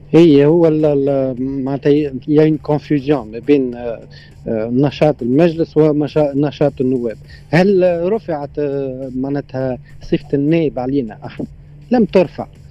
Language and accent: Arabic; Tunisia; كتونسي وانا تونسي حر